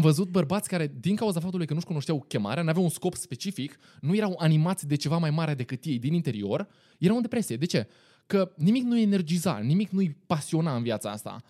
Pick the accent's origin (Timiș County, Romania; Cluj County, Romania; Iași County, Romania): Timiș County, Romania; Timișoara; sunt din Timișoara